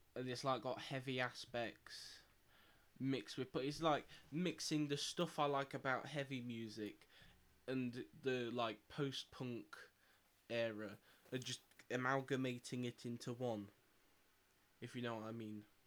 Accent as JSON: {"language": "English", "town": "Nottingham", "region": "East Midlands", "country": "United Kingdom", "said": "we're from Nottingham"}